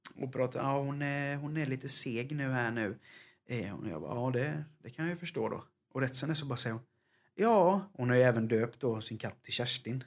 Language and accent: Swedish; Jönköping, Jönköping County, Sweden; vi kommer från Jönköping